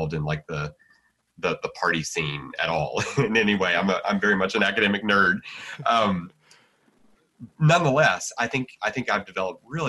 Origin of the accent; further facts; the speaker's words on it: United States; I'm an American, and you know, I mean, being an American matters to me